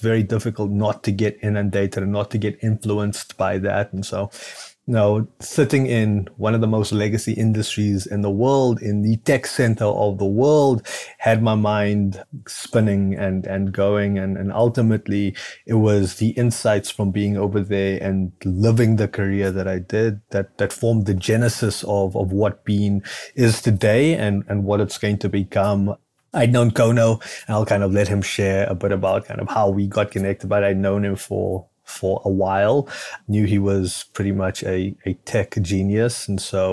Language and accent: English; Cape Town, Western Cape, South Africa; moved away; this is not a native Midwestern accent. I'm actually originally from Cape Town, South Africa